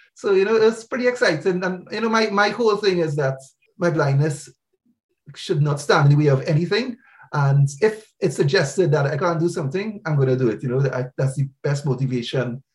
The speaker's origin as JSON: {"language": "English", "country": "Trinidad & Tobago", "moved": "yes", "lives_now": "United Kingdom", "said": "I'm from Trinidad in the Caribbean"}